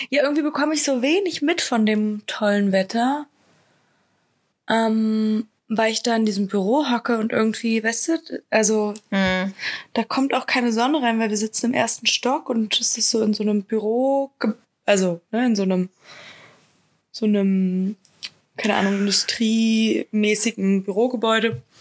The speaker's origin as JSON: {"language": "German", "country": "Spain", "said": "Na, ich, ich bin doch Spanierin."}